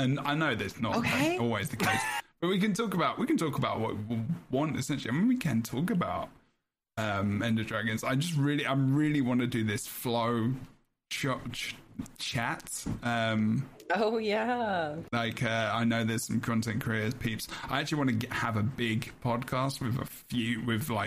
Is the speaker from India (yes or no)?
no; London, United Kingdom; accent: cockney; I'm very silent T because I'm from London.